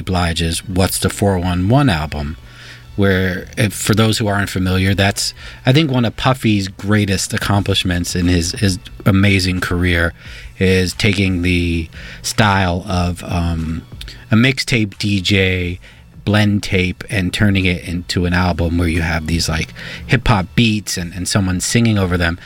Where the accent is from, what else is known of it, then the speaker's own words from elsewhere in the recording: New York, United States; I'm a New Yorker. I rep for New York